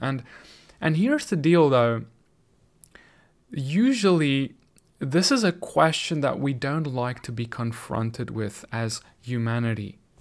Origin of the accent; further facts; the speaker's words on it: South Africa; now in United States; South Africa, my home country where I grew up